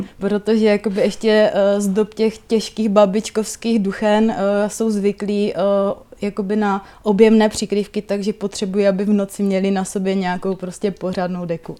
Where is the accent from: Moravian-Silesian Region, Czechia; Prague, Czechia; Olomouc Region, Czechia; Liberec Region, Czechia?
Moravian-Silesian Region, Czechia; Palkovice; v mé rodné vesnici eh, Palkovicích, v Palkovicích se má zavírat výroba vlněných přikrývek